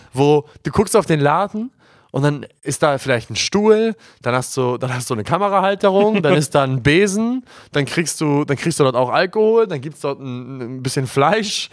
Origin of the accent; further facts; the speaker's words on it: Hamburg, Germany; also born or lived in Glinde / Reinbek; wir kommen ja aus Hamburg und da, wo wir wohnen, ist ja, ist ja 10 Kilometer außerhalb von Hamburg, Glinde Rheinbeck